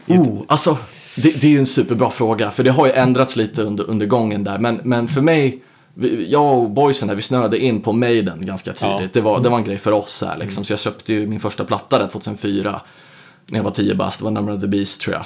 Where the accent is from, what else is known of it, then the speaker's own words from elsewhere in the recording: Södertälje, Stockholm County, Sweden; also born or lived in United States; född och uppvuxen då i Södertälje.